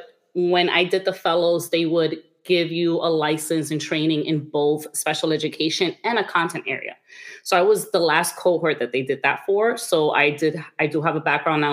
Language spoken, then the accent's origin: English; New York City, New York, United States; I'm originally from Washington Heights. That's like in the upper section of Manhattan in New York.